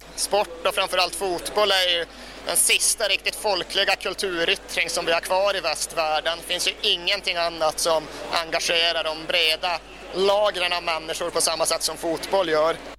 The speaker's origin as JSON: {"language": "Swedish", "country": "Sweden", "said": "som svensk"}